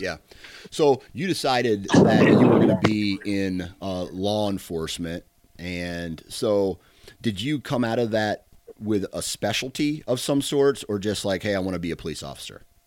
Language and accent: English; Iowa, United States; a fellow Iowan